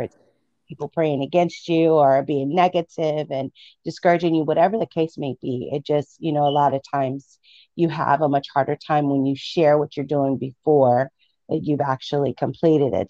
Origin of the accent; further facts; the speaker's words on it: Midwest, United States; I grew up in the Midwest